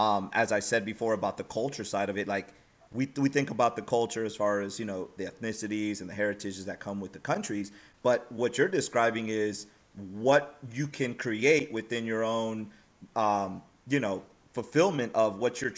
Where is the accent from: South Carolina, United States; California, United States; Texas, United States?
California, United States; Bay Area; now in Dallas, United States; I grew up in the Bay Area